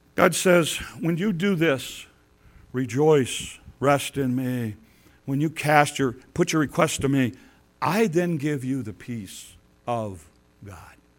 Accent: Detroit and Chicago, Midwest, United States; moved away; growing up in Detroit and Chicago

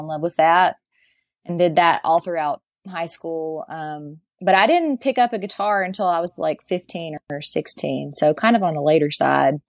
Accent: Galax, Virginia, United States; I'm from Galax.

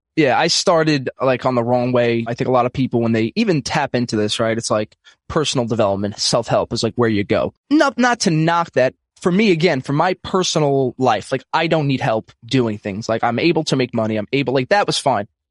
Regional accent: New York City, New York, United States; I'm from Brooklyn, New York, um, old school Italian family

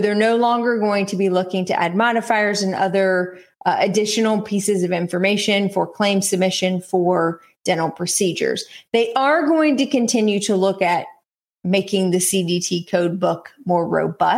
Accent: North Carolina, United States; East Carolina University in my home state

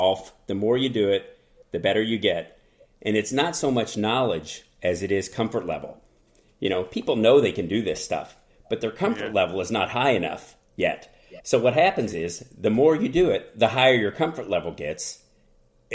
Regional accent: Kentucky, United States; I'm from Kentucky, and I went to college at Northern Kentucky University

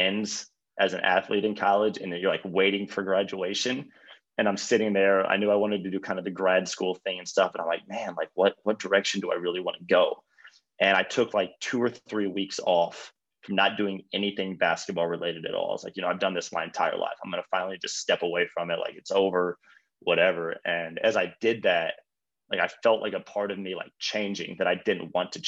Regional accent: Mooresville, Indiana, United States; moved away as an adult; now in Charlotte, United States; I grew up in Mooresville, Indiana

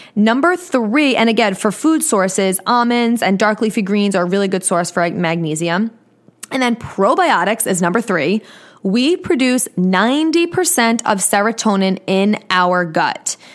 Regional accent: Long Island, New York, United States; accent: New York; But I live in New York on Long Island

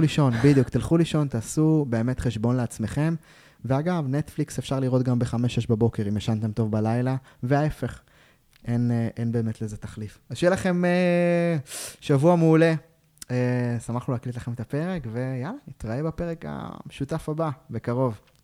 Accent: Israel; אנחנו ישראלים

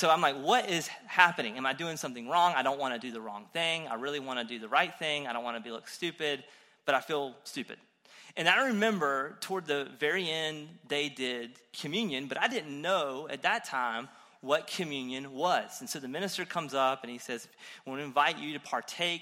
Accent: Eastern North Carolina, United States; I'm from Eastern North Carolina

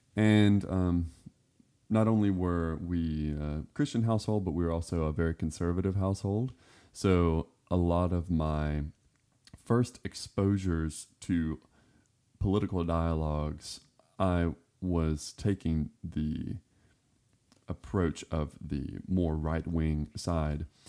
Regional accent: Florida Panhandle, United States; also born or lived in Westmoreland, Tennessee; now in Cleveland, Tennessee, United States; I grew up in the woods, um, I was born in Florida, and we lived in the very northwestern corner of Florida in the Panhandle

